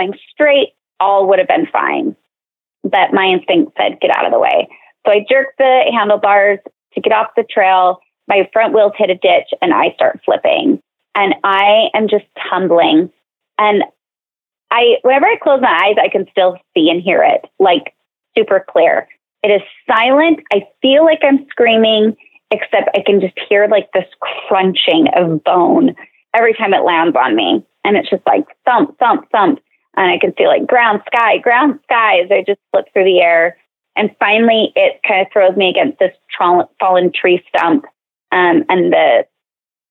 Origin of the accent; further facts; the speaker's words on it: Salt Lake City, Utah, United States; I'm from Salt Lake